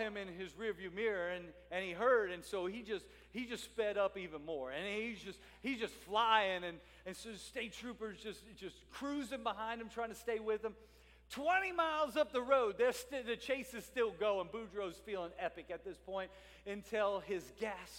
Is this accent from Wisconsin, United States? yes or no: no; New Orleans and Baton Rouge area, South Louisiana, United States; now in Salisbury, Maryland, United States; I'm a South Louisiana Cajun. I'm from the New Orleans and Baton Rouge area